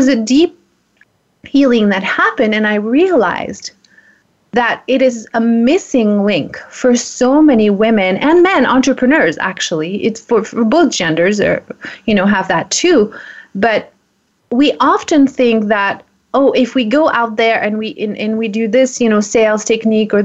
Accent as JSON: {"language": "English", "country": "France", "moved": "yes", "said": "I'm from France"}